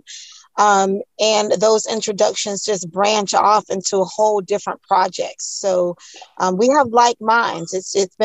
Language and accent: English; Orlando, Florida, United States; I'm originally from Orlando, Florida